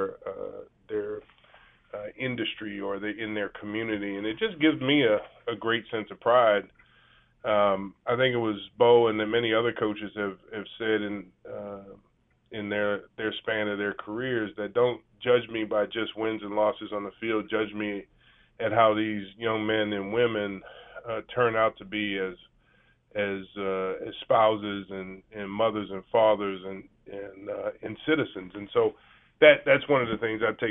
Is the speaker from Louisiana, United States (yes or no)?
yes; New Orleans, Louisiana, United States; I'm from New Orleans, Louisiana, so you know, I am by birth a Pelicans fan now.